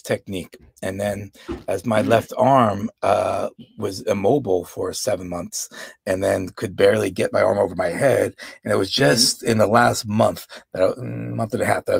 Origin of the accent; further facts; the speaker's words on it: New York, United States; I grew up in New York, but I had no exposure to Latin dance.